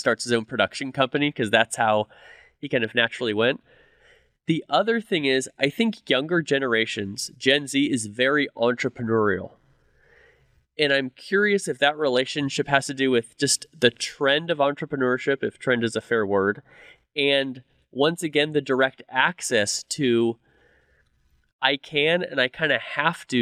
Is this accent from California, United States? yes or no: yes; California, United States; now in Dallas, United States; I grew up in California